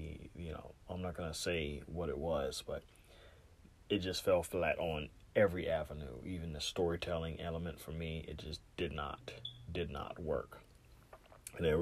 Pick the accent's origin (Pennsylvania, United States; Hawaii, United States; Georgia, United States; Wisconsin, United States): Georgia, United States; Savannah; my hometown of Savannah